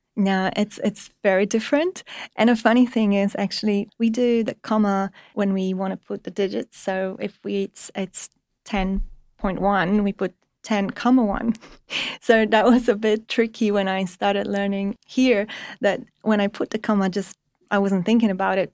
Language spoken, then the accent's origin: English; Poland; English is a second language; moved away as an adult; also born or lived in Denmark; now in Australia; I am from Poland and I started my, uh, engineering